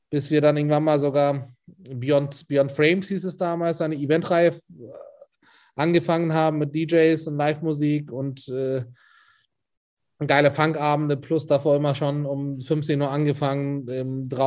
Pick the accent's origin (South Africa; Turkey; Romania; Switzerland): Turkey; Istanbul; also born or lived in Spain; now in Hamburg, Germany; also ich bin in Istanbul aufgewachsen, 2000 nach Spanien, zwei Jahre da Abi gemacht und 2002 dann nach Hamburg